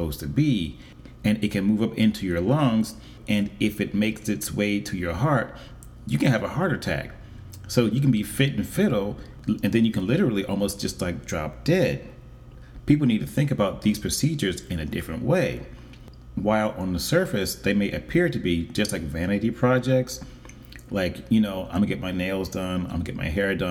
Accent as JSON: {"language": "English", "town": "Philadelphia", "region": "Pennsylvania", "country": "United States", "tie": "born or raised there", "said": "my hometown of Philadelphia, Pennsylvania, in the United States"}